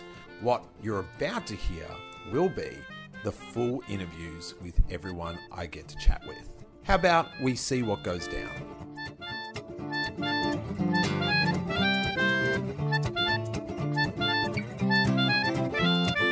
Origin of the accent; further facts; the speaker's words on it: Melbourne, Victoria, Australia; I'm from Melbourne.